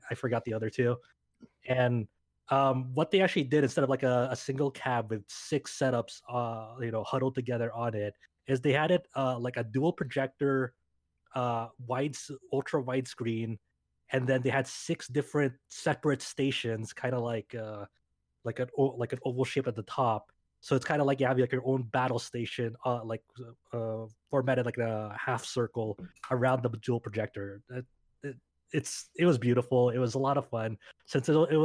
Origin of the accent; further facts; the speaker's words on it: Southern California, United States; I'm from Southern California